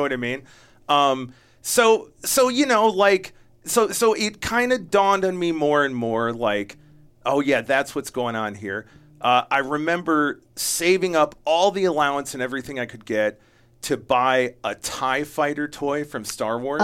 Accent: Jamestown, New York, United States; I was born in upstate New York

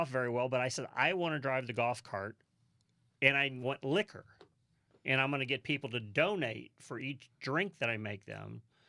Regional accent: St. Louis, Missouri, United States; But Kansas, you know, we're from Kansas – or not Kansas, but St. Louis.

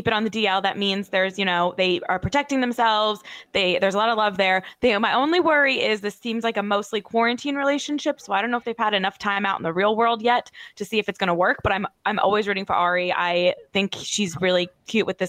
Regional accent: New Jersey, United States; Born and raised in New Jersey

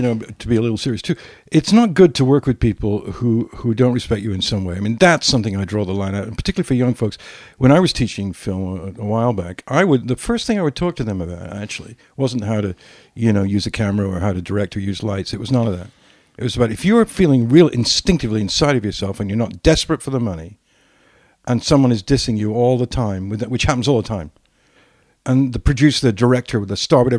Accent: England, United Kingdom; And so you treated me really badly about being English, which is weird.

